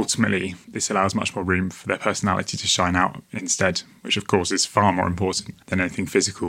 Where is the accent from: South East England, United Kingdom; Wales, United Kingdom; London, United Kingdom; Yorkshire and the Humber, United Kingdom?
South East England, United Kingdom; I'm 25 years old. I'm from Kent in the southeast of England.